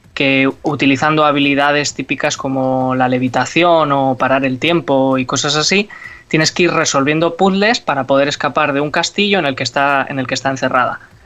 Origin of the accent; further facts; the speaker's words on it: Bilbao, Basque Country, Spain; nosotros que somos de Bilbao